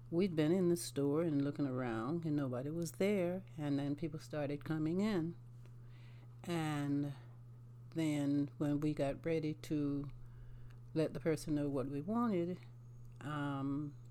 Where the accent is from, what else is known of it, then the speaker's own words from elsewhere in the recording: Ridgeland, South Carolina, United States; I grew up in um, Ridgeland, South Carolina.